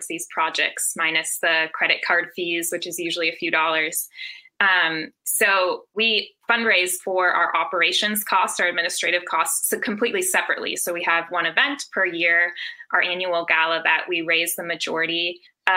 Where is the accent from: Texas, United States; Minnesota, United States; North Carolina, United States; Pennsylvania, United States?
Minnesota, United States; I'm also from Minnesota